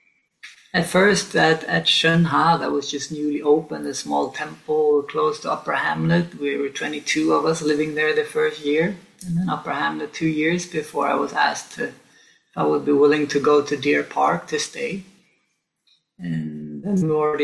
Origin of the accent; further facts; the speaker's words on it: Stockholm, Stockholm County, Sweden; moved away as an adult; also born or lived in Sainte-Foy-la-Grande, France; now in France; I grew up in Stockholm, our capital